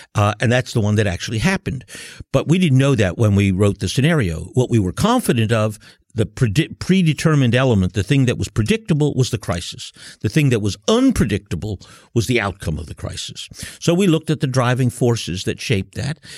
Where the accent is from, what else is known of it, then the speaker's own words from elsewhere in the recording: United States; also born or lived in Germany; I'm from the United States